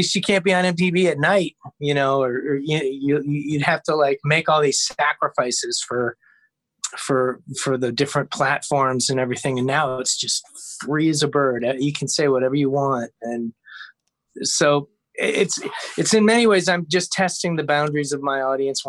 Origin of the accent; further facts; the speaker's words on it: Ohio, United States; I'm from Ohio